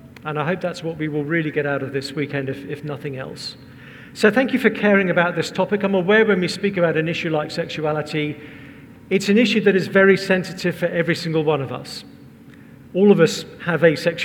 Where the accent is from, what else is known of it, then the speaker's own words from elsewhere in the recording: England, United Kingdom; We're English